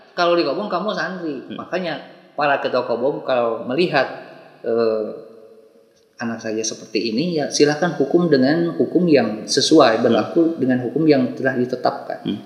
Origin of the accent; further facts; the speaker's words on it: Bandung, West Java, Indonesia; khususnya di Jawa Barat, saya dari Bandung